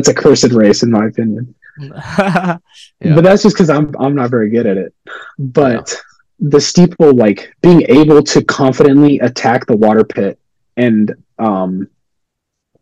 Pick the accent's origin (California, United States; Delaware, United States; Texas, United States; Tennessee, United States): Texas, United States; San Antonio; I'm from San Antonio, so it's like it's hot down here